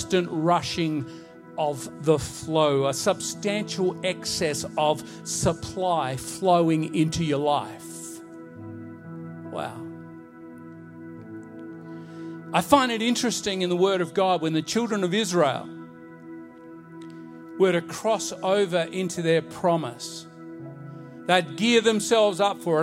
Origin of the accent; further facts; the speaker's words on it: Bowen, Queensland, Australia; I remember growing up in Bowen, Queensland